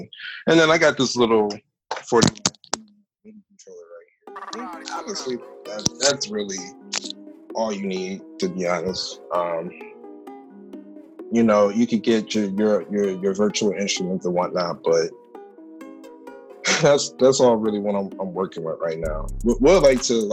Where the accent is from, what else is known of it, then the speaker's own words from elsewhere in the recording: Cleveland, Ohio, United States; moved away as an adult; now in Chicago, United States; I'm originally from Cleveland, Ohio. I moved here to Chicago about 5 years ago.